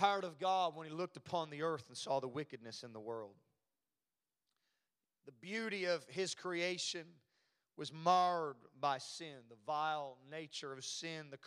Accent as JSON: {"language": "English", "country": "Canada", "tie": "born or raised there", "moved": "yes", "said": "born and raised in Canada, but I'm glad the Lord introduced me to the South"}